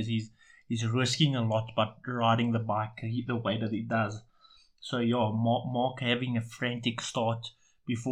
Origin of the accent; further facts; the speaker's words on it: South Africa; We are South African